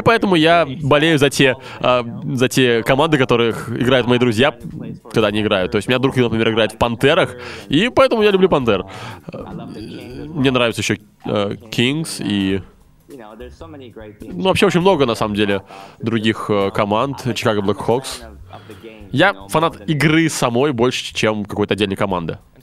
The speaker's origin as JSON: {"language": "Russian", "town": "Montreal", "region": "Quebec", "country": "Canada", "said": "я из, я из Монреаля"}